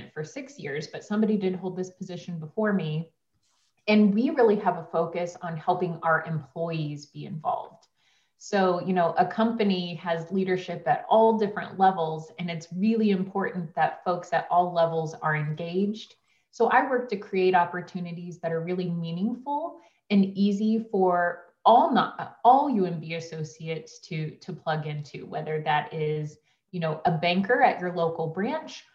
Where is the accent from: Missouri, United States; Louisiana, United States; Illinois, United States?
Missouri, United States; Liberty; the City of Liberty, which is my hometown